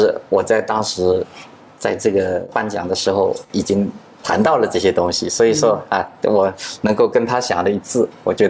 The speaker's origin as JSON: {"language": "Chinese", "town": "Suzhou", "region": "Jiangsu", "country": "China", "tie": "born or raised there", "also_born_or_lived": "Shanghai / Shenzhen", "moved": "as an adult", "said": "我苏州人，"}